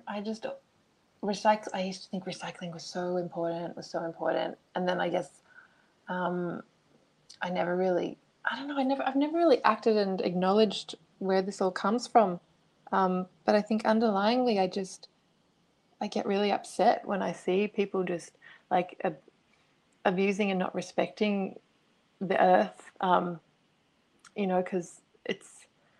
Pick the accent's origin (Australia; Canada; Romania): Australia; moved away; I'm originally from Australia, so my whole childhood was spent outdoors